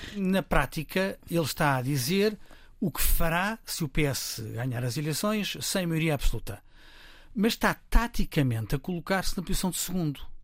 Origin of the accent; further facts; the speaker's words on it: Lisbon, Portugal; accent: Lisbon pronunciation; Sou cá de Lisboa